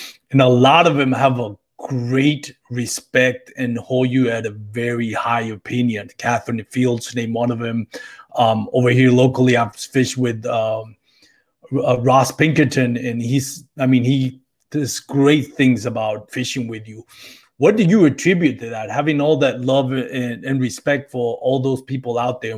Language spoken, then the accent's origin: English; Puerto Rico; now in Texas, United States; I moved from Puerto Rico about 10 years ago, and it's slowly creeping in. And hey, no shame on it, man. I love Texas.